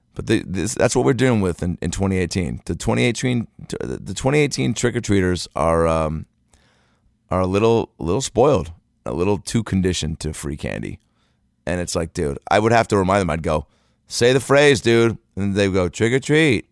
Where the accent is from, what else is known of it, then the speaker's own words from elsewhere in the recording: Seattle, Washington, United States; now in Los Angeles, United States; I'm here in Seattle, Washington, home, I came home today from Los Angeles to Seattle to trick or treat with my nieces and nephew